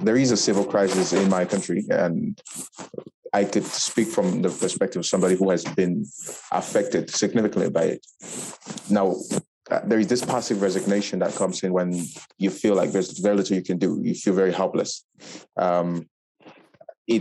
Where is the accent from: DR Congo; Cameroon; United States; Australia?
Cameroon; moved away as an adult; now in Morocco; I am from Cameroon.